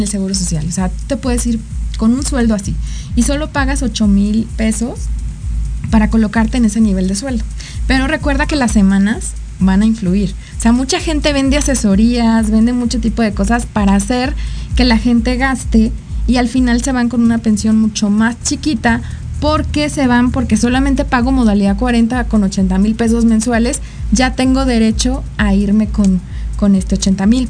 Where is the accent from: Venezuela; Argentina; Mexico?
Mexico; como mexicanos